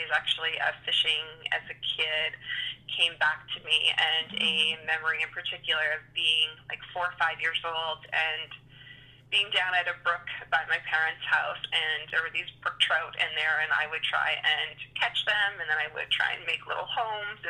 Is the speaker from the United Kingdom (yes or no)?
no; New Brunswick, Canada; also born or lived in Ontario; Well, I am from New Brunswick and born in Ontario, but pretty much have spent the majority of my life in New Brunswick.